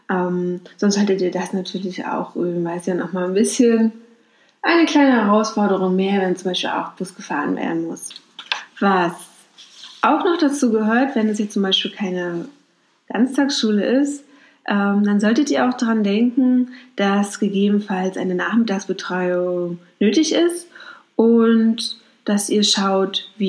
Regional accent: Mecklenburg-Vorpommern, Germany; Ich komme aus Mecklenburg-Vorpommern, da war das ganz normal, dass man so ganz viele Familienmitglieder eingeladen hat

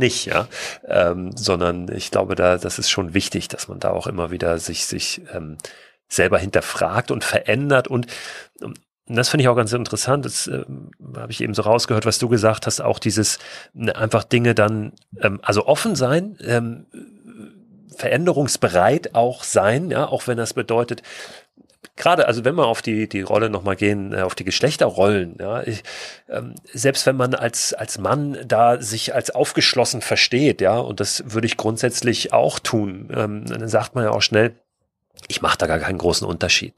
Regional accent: Germany

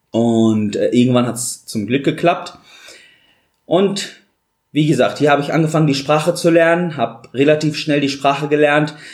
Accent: Syria; moved away as an adult; now in Dortmund, Germany; Ja, ich komme aus Syrien, wie du gesagt hast, bin seit fünf Jahren hier in Deutschland in Dortmund. Ich habe in Syrien mein Abitur gemacht und dann kam der Krieg und wollte eine bessere Zukunft haben.

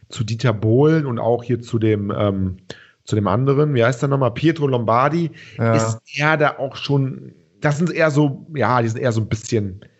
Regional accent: Cologne, North Rhine-Westphalia, Germany; wo wir alle, glaube ich, hier als Kölner vor allen Dingen äh, ein bisschen

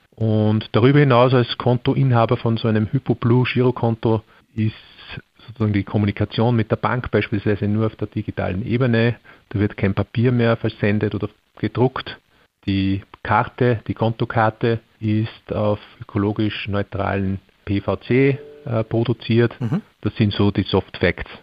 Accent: Austria; bei uns in Österreich

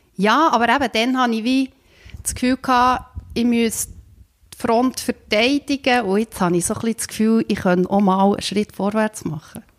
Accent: Bern, Switzerland; moved away as an adult; also born or lived in Slovenia; ich bin äh, in Bern aufgewachsen, in einem Dorf

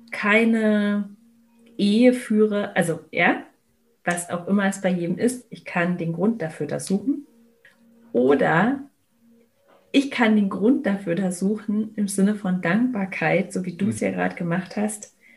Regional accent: Berlin, Germany; ich bin in Berlin aufgewachsen

